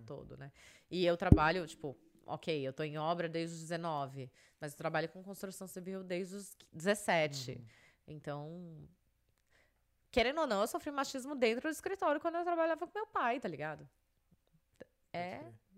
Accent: Brazil; moved away; sou do Brasil.

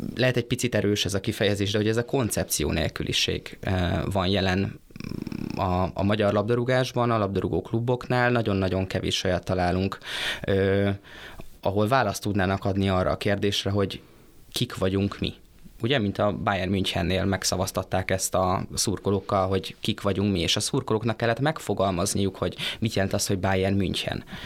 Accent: Debrecen, Hajdú-Bihar, Hungary; én debreceniként azt mondom, hogy én büszke civis városi vagyok

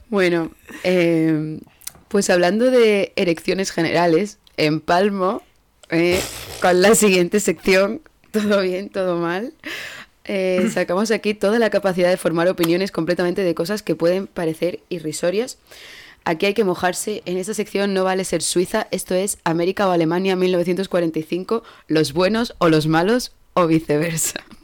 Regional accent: Andalusia, Spain; moved away as an adult; now in Germany; qué bien hablo inglés para ser andaluza

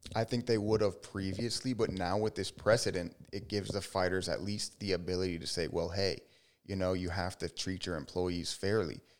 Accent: Miami, Florida, United States; I'm a Miami boy.

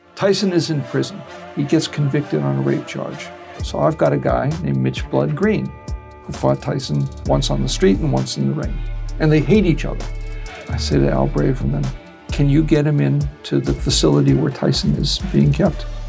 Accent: Boston, Massachusetts, United States; moved away; also born or lived in Las Marias, Puerto Rico; I grew up in Boston

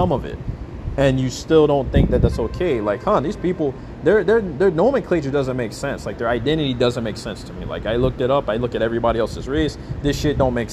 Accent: Alaska, United States; When I grew up in Alaska

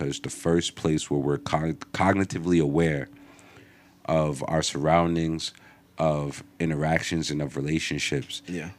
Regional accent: Englewood, United States; I remember I came from Englewood.

